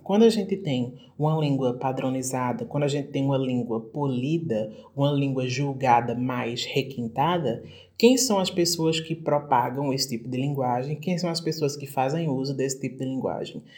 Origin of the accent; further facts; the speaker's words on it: Brazil; a gente está aqui no Brasil, está aprendendo inglês como língua internacional, da nossa, a partir dessa nossa perspectiva de termos português como